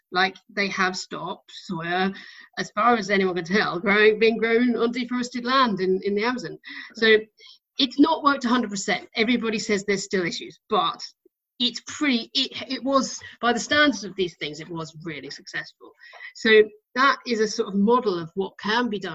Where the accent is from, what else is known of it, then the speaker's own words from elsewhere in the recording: United Kingdom; I'm British